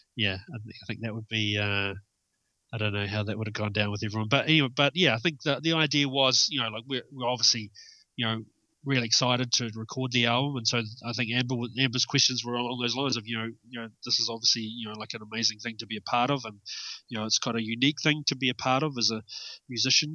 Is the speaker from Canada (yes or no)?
no; Milton, Otago, New Zealand; moved away as an adult; also born or lived in Dunedin; now in Wellington, New Zealand; I grew up in the South Island, uh, a place called Milton